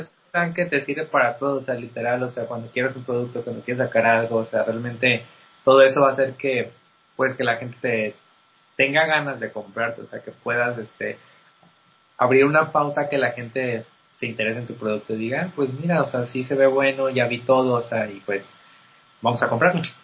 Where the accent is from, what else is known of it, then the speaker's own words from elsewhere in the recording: Mexico; como mexicanos